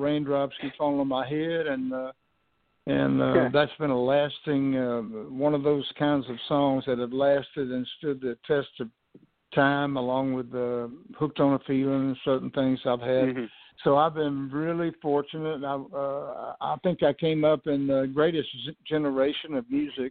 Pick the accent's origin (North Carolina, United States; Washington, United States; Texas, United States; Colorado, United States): Texas, United States; Houston; I grew up in Houston, Texas